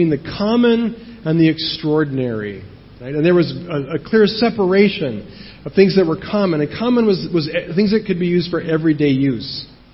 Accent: United States; moved away; I'm American, and I know how this works in America

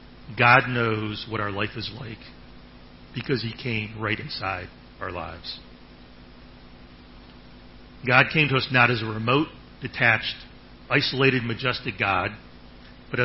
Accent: Ohio, United States; now in Thailand; I'm from Ohio

